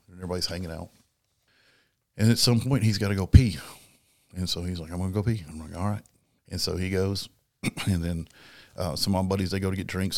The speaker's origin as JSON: {"language": "English", "region": "South Dakota", "country": "United States", "said": "I'm from South Dakota, and from South Dakota, we live the cowboy culture."}